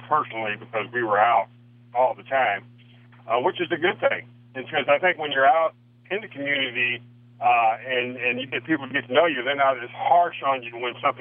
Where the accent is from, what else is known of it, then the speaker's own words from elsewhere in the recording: Missouri, United States; moved away as an adult; also born or lived in Canada / Cleveland; I grew up in Missouri